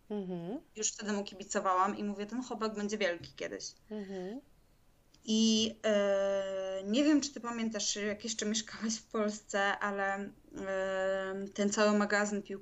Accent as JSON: {"language": "Polish", "town": "Warsaw", "region": "Masovian Voivodeship", "country": "Poland", "moved": "yes", "said": "Ja z Warszawy"}